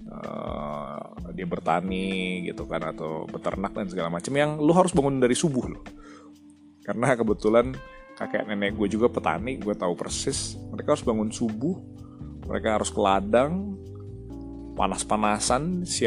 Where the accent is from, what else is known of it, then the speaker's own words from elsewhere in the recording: North Sumatra, Indonesia; Kayak misalnya gue orang Batak nih. Kenapa orang Batak banyak yang sukses jadi lawyer? Ya karena di culture Batak itu sudah diajarkan ngomong dari zaman kecil gitu loh.